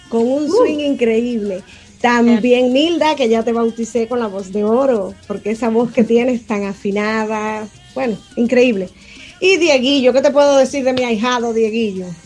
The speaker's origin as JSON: {"language": "Spanish", "country": "Cuba", "tie": "born or raised there", "moved": "yes", "lives_now": "Florida, United States", "said": "soy nacida y criada en Cuba, pero bueno, vivo en Estados Unidos, en la Florida"}